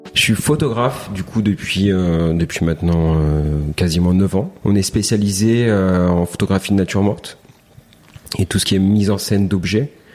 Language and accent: French; near Toulon, Provence-Alpes-Côte d'Azur, France; moved away as an adult; also born or lived in Ollioules / Hyères / Lyon; now in Marseille, France; Je suis né dans un petit village qui s'appelle Olioul, à côté à côté d'un autre petit village qui s'appelle Le Bossé, pas très très loin de Toulon. Euh, j'ai grandi à l'accro